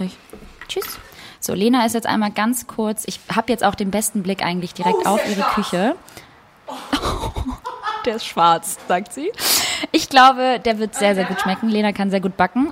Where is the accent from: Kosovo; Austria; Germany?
Kosovo; moved away; ich bin gebürtige Kosovo-Albanerin